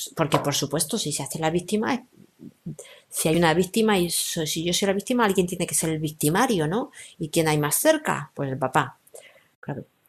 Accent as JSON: {"language": "Spanish", "country": "Spain", "said": "soy española, vivo en España"}